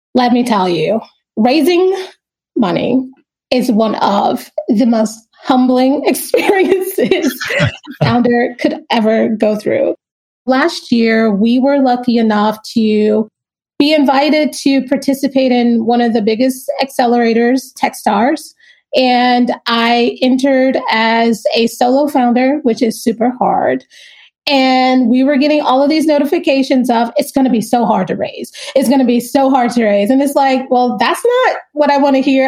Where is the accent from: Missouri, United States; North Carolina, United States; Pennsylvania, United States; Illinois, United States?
North Carolina, United States; Kinston; moved away; also born or lived in New York / Los Angeles; I am originally from Kinston, North Carolina